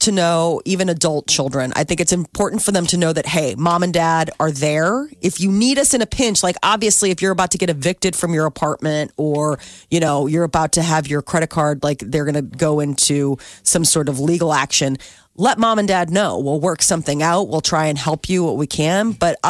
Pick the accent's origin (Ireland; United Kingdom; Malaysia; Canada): Ireland; I'm an Irish mother. I want my son.